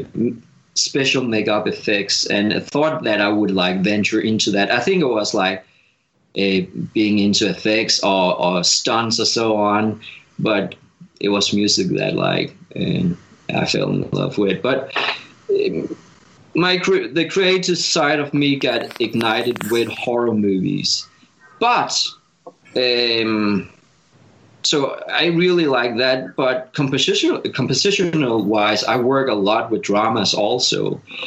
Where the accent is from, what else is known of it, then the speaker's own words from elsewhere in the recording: Denmark; moved away as an adult; now in Los Angeles, United States; being a farmer in Denmark, where I grew up